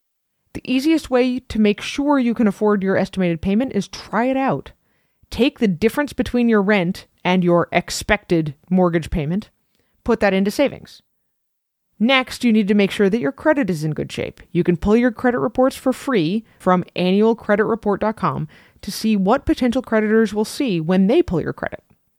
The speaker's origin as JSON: {"language": "English", "region": "New England", "country": "United States", "said": "We're from New England."}